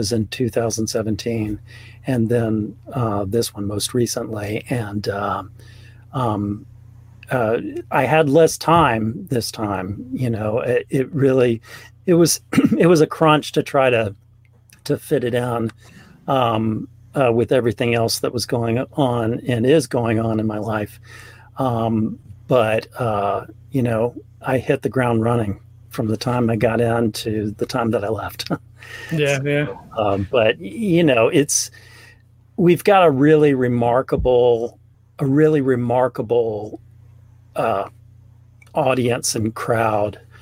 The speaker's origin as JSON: {"language": "English", "town": "Mobile", "region": "Alabama", "country": "United States", "tie": "born or raised there", "also_born_or_lived": "Birmingham, Alabama", "said": "I grew up in Alabama. I grew up in Mobile"}